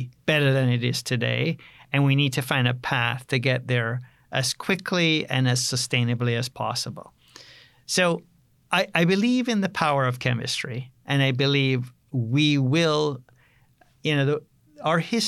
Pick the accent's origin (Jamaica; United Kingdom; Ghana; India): Jamaica; also born or lived in Canada; now in United States; I grew up on a farm in Jamaica